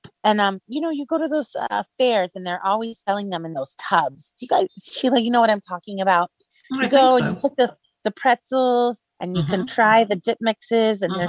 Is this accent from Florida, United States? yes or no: yes; Kissimmee, Florida, United States; I am from Kissimmee